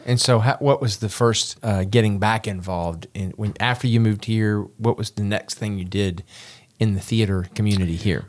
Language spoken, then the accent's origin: English; Memphis, Tennessee, United States; I grew up in Memphis